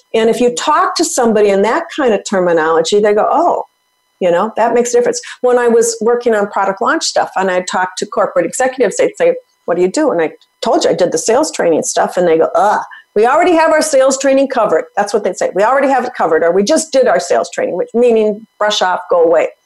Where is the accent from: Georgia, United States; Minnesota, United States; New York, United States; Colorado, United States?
Minnesota, United States; I'm from Minnesota, hockey player